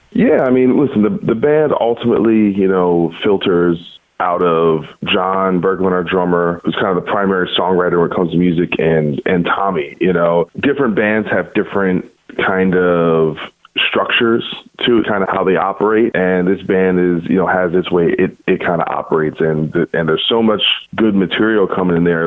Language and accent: English; New Jersey, United States; I'm from New Jersey